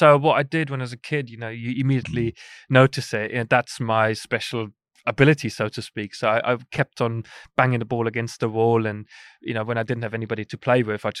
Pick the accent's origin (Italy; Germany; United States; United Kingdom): Germany; Bavaria; we went to Germany, close to where I grew up in Chiemsee.